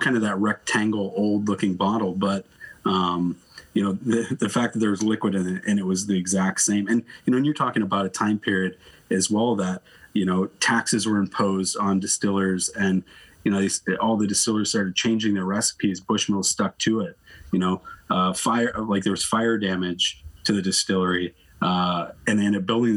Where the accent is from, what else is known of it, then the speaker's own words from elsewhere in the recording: the South, United States; moved away as an adult; now in Canada; I'm from the South